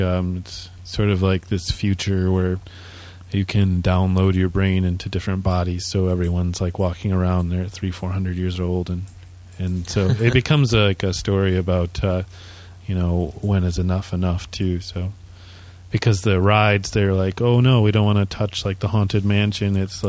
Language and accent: English; Canada; I understood. I'm Canadian.